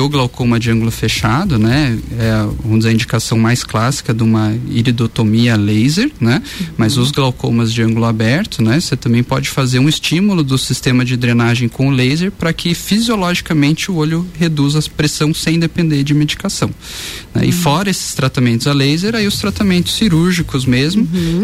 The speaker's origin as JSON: {"language": "Portuguese", "town": "Curitiba", "region": "Paraná", "country": "Brazil", "tie": "born or raised there", "moved": "as an adult", "lives_now": "Lages, Brazil", "said": "eu sou lá de Curitiba"}